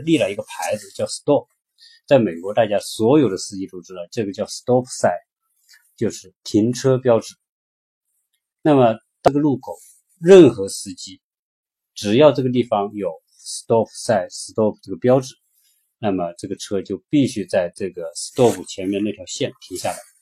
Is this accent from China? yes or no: yes; China